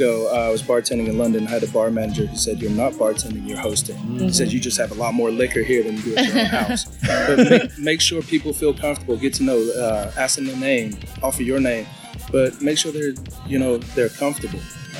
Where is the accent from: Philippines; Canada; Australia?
Philippines; I have to do it just to prove I'm Filipino.